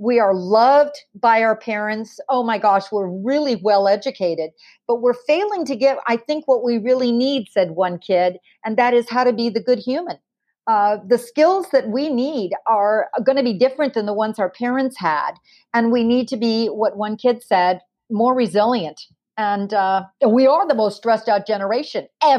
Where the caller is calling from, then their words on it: California, United States; I'm calling in from California.